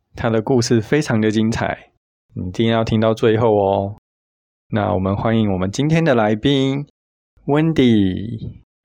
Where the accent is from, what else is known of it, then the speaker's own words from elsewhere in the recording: Taiwan; 我们台湾人